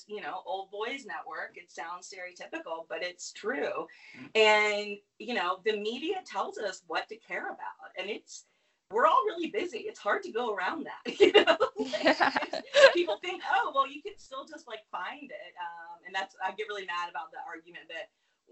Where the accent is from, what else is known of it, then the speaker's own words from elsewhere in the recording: North Carolina, United States; I grew up in North Carolina